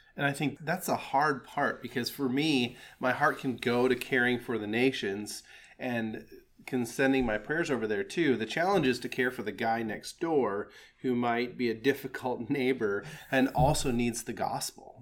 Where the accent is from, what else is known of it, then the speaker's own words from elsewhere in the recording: Midwest, United States; I'm a Midwestern guy. I was raised in the Midwest